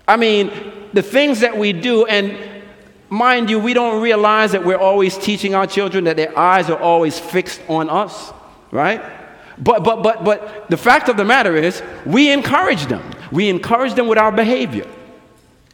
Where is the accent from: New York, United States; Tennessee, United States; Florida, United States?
New York, United States; New York City; moved away; I grew up in New York City